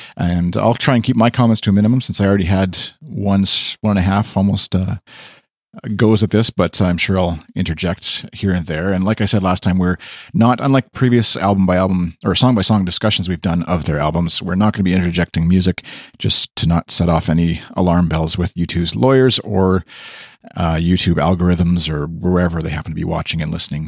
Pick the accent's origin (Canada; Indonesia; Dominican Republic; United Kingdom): Canada; accent: Canadian; my Canadian accent